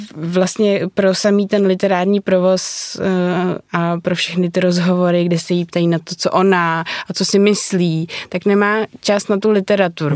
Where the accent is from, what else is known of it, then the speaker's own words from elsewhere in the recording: Prague, Czechia; Já jsem z Prahy od jak živa